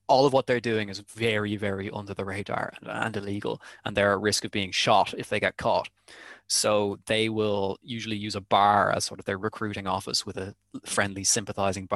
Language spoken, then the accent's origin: English; Ireland